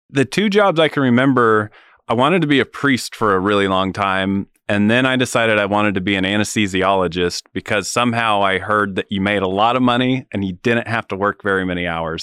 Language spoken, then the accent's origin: English; Wamego, Kansas, United States; moved away as an adult; now in Manhattan, Kansas, United States; I grew up in Wamego, so not too far